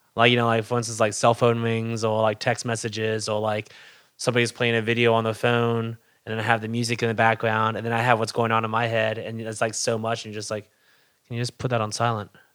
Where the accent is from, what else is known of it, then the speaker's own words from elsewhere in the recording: Hamilton, New York, United States; also born or lived in Albany, New York; I was born in Hamilton, New York, air shipped to Albany